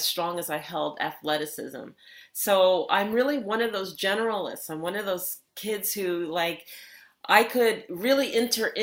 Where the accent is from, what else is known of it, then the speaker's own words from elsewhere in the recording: New York City, New York, United States; I grew up in Bayside, New York, and that is New York City in Queens